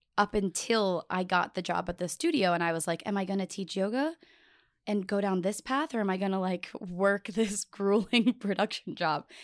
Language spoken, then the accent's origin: English; Buffalo, New York, United States; moved away; also born or lived in Arizona / Miami; I'm from Buffalo, New York